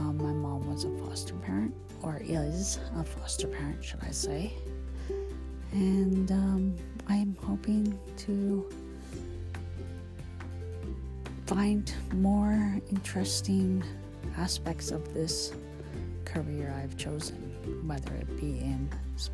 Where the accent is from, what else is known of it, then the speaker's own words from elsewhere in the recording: Canada; also born or lived in Calgary, Alberta; I am 39, Canadian, living.